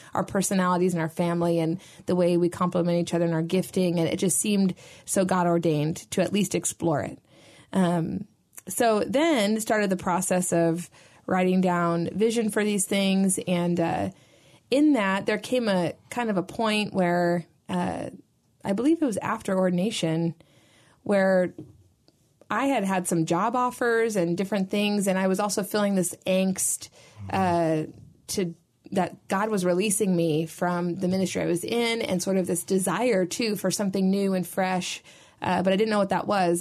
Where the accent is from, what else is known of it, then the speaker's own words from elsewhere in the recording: Sacramento, California, United States; I grew up in Sacramento, so my entire family and community was there.